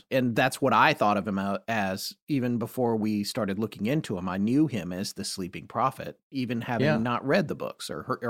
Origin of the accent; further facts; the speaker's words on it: the South, United States; I mean, I'm from the South, but I don't know.